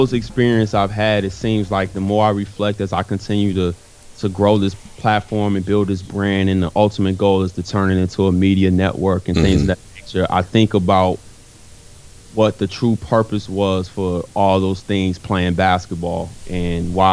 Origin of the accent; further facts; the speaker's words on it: Chicago, Illinois, United States; also born or lived in Flossmoor, Illinois; Lived in the city of Chicago, grew up on the far east side